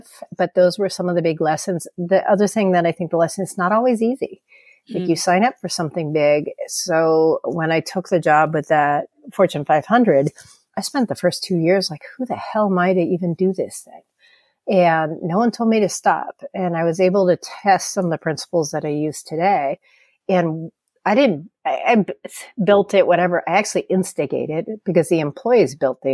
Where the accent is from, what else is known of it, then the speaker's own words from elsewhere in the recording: California, United States; I'm from California